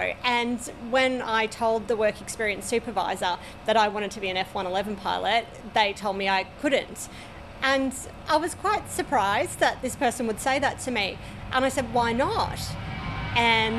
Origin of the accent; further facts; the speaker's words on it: Brisbane, Queensland, Australia; I was brought up in the northern suburbs of Brisbane, Bray Park